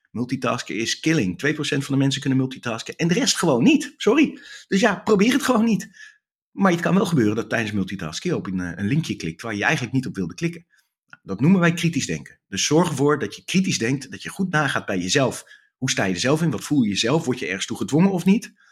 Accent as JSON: {"language": "Dutch", "country": "Netherlands", "said": "Ik ben Nederlander, dus ik ben lekker direct."}